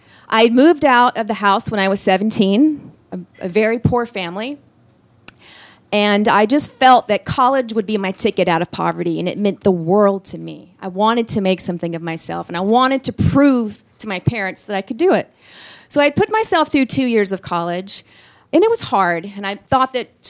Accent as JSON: {"language": "English", "town": "Atlanta", "region": "Georgia", "country": "United States", "moved": "as an adult", "lives_now": "Los Angeles, United States", "said": "So when I was 21 years old, I moved from Atlanta, Georgia to Los Angeles, California"}